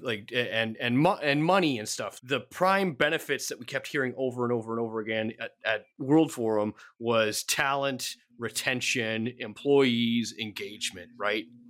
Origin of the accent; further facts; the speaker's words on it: Canada; I am Canadian